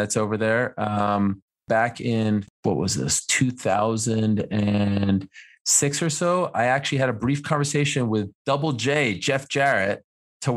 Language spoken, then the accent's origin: English; Montreal, Quebec, Canada; moved away as an adult; also born or lived in Syracuse; where I grew up, I grew up in Montreal